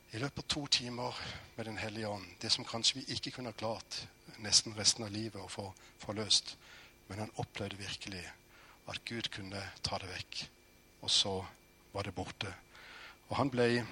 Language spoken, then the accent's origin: Norwegian; Norway; jeg er født i Norge